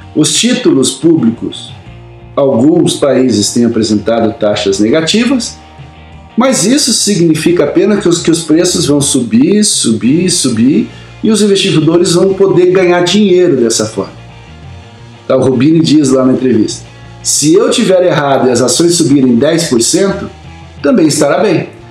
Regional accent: Campo Mourão, Paraná, Brazil; quando eu era criança pequena lá em Camorão

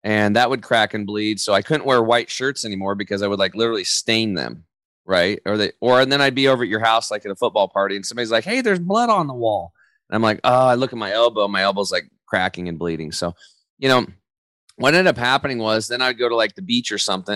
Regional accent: Eastern Oregon, United States; I grew up over in Eastern Oregon

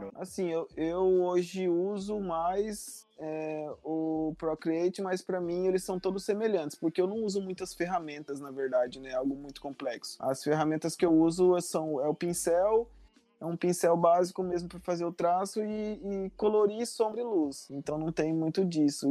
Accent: Marcelândia, Mato Grosso, Brazil; hoje eu tô na, na cidade, numa cidade que se chama Marcelândia. É o lugar onde eu passei por uma boa parte da minha vida. E aonde os meus pais moram

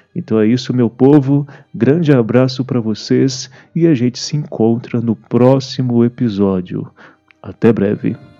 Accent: Brazil; para nós como brasileiros

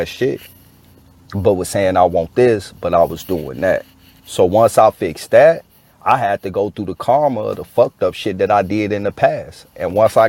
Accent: Chicago, Illinois, United States; I grew up in Chicago too.

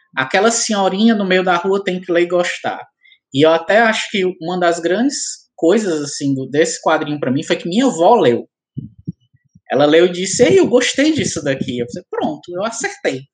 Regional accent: Ceará, Brazil

